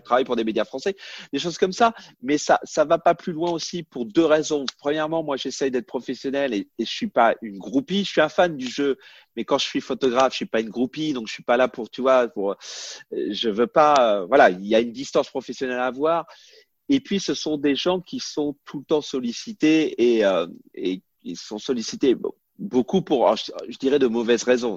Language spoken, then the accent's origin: French; France; moved away as an adult; now in United States; on est français